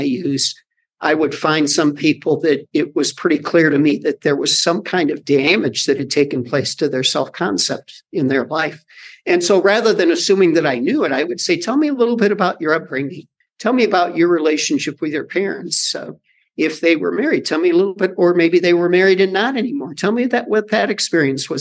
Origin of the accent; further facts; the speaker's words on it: United States; as an American